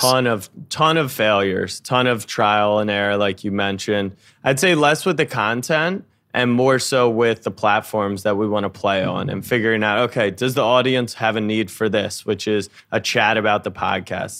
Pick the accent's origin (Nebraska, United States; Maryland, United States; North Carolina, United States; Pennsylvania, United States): Maryland, United States; moved away as an adult; also born or lived in Texas; now in New York, United States; I grew up in Maryland, and then I moved to New York